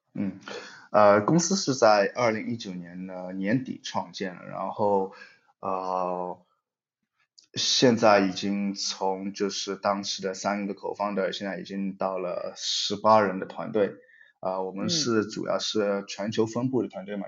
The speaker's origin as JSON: {"language": "Chinese", "country": "China", "tie": "born or raised there", "also_born_or_lived": "Europe", "moved": "as an adult", "said": "我是在中国长大的，我是，以前是学计算机科学的，呃，在，的背景，然后离开中国后，呃，陆续在不同的公司，呃，主要在欧洲，啊，包括 Skype、微软和 Twilio 等"}